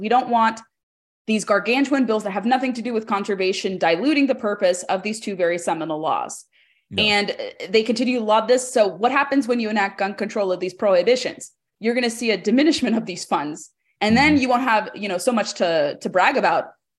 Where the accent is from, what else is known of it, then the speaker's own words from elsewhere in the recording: California, United States; I grew up in California.